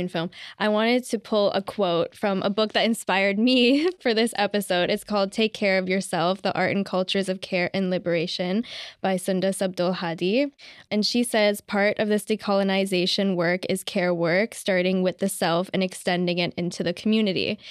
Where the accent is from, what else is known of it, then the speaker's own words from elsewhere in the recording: Ottawa, Ontario, Canada; I'm from Ottawa and I also have friends there.